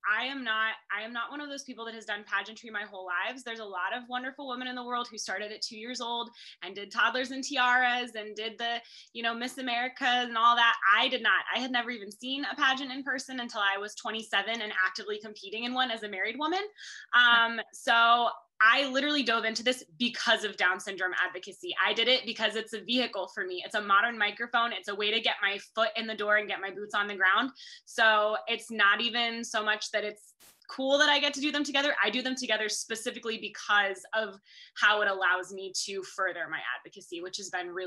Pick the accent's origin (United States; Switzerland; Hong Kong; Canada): United States; Kansas; I am Mrs. Kansas International 2022 and proud of it.